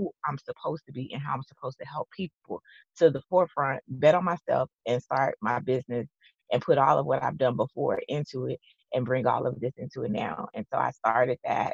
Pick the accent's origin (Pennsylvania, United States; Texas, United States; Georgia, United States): Texas, United States; I'm from Texas